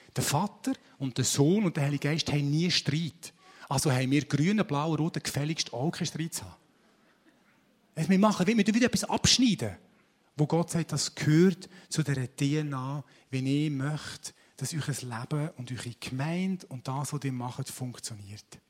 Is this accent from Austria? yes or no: no; Switzerland; wir sind Schweizer